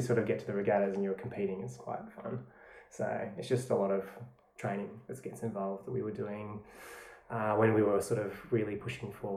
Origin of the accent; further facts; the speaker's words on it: Tasmania, Australia; moved away as an adult; now in Melbourne, Australia; So I grew up in Tasmania, and I moved to Melbourne with my wife 6 years ago